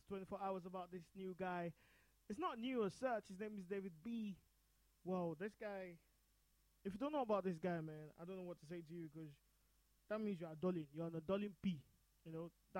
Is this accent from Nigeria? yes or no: yes; Nigeria; we're both Nigerian